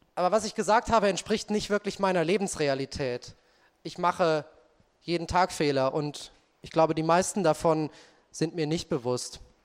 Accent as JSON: {"language": "German", "town": "Marburg", "region": "Hesse", "country": "Germany", "tie": "born or raised there", "said": "Unsere Mutter ist dann mit uns äh, nach Marburg umgezogen"}